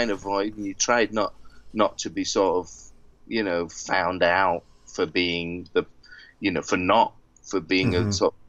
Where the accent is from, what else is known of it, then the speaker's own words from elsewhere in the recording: United Kingdom; Maybe it's because I'm British.